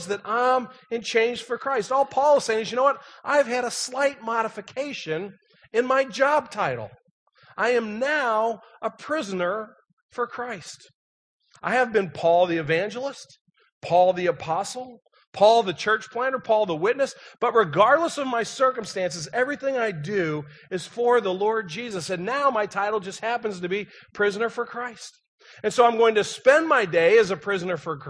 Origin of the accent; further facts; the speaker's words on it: St. Louis, Missouri, United States; moved away; I was from St. Louis.